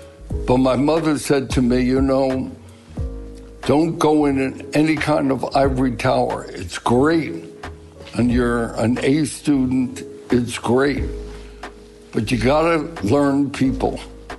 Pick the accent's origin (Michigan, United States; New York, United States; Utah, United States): New York, United States; Brooklyn; You know, growing up in Brooklyn has been, in many ways, very important for my life. Number one, it was a melting pot, so that although my neighborhood was predominantly Jewish, there were enough immigrants, if you will, from Ireland, from Italy.